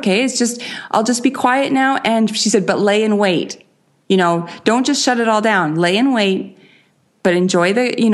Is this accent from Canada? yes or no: yes; Canada; accent: Canadian; I am Canadian.